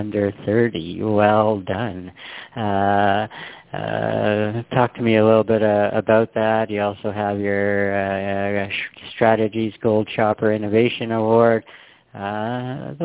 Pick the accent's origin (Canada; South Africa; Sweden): Canada; I'm born and raised in Canada